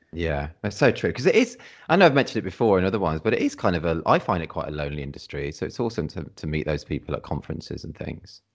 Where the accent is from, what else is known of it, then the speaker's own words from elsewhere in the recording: Redditch, West Midlands, United Kingdom; moved away as an adult; now in Cornwall, United Kingdom; I'm from the Midlands originally. I've only been down in Cornwall, like, last, like, twelve years or something like that.